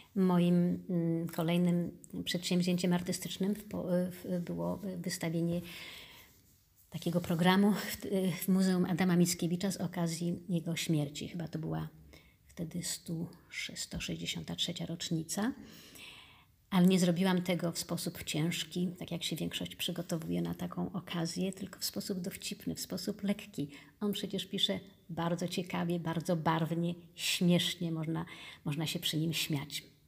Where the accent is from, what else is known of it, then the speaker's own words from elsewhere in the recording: Poland; first language Polish; moved away as an adult; now in Turkey; jesteśmy z Polski